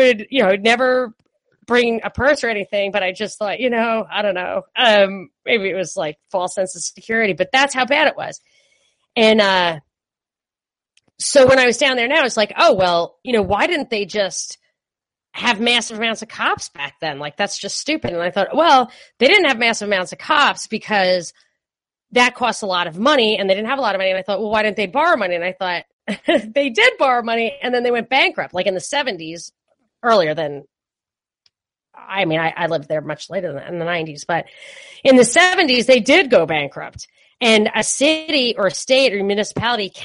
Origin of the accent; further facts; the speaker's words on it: New York City, New York, United States; moved away as an adult; also born or lived in California; when I was growing up in New York